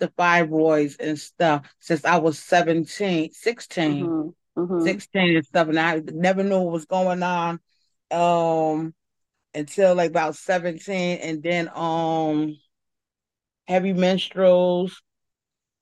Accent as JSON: {"language": "English", "town": "Paterson", "region": "New Jersey", "country": "United States", "tie": "born or raised there", "said": "Born and raised in Patterson."}